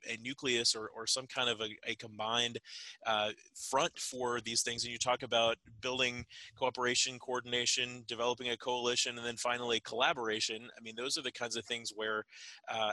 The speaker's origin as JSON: {"language": "English", "town": "Parker", "region": "Texas", "country": "United States", "tie": "born or raised there", "said": "I grew up in Parker, which is near Lucas"}